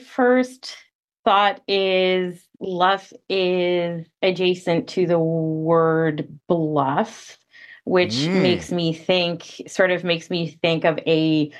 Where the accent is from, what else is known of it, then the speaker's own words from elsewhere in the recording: Ottawa, Ontario, Canada; also born or lived in St. Catharines; I got my first job out of residency in Ottawa, and Ottawa is my hometown. So that's why I'm here now, where there's a lot more snow to be obsessive about.